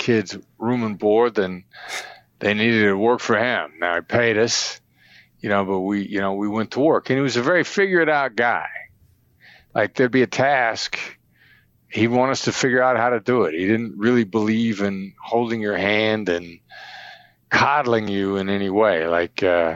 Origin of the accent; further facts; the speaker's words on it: Mount Pleasant, Iowa, United States; middle class, blue collar, Iowa, Midwestern guy, small town in Iowa, about 7,000 people, son of Richard and Joyce …, Mount Pleasant, Iowa.